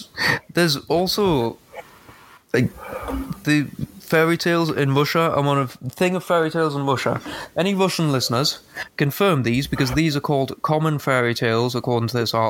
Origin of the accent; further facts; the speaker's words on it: United Kingdom; We are British citizens.